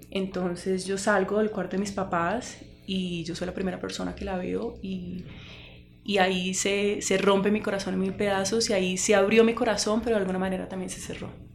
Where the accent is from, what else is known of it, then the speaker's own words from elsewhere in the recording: Cali, Valle del Cauca, Colombia; yo soy de Cali, yo vengo de eh, una familia unida